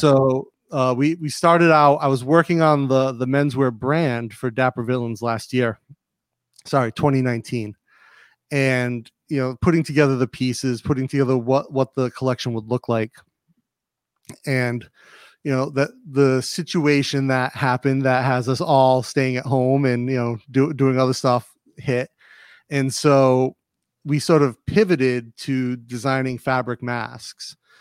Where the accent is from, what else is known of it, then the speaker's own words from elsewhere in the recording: Rhode Island, United States; also born or lived in Massachusetts / North Carolina / California / Cleveland, Ohio; now in Bangkok, Thailand; Rhode Island, I grew up in Rhode Island